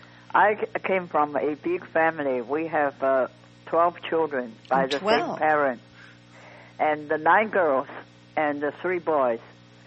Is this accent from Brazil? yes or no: no; Beijing, China; moved away; also born or lived in Shanghai; I was born in China, and I was born in Beijing. I was born in Shanghai, and then I was educated in Beijing when I was a child. I don't even quite remember exactly the age, probably 4 or 5 years old. So my family from Shanghai moved to Beijing from south to north.